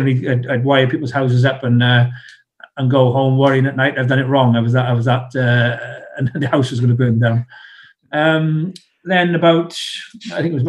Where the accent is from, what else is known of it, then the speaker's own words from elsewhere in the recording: South Wales, United Kingdom; accent: South Wales; moved away as an adult; I'm from South Wales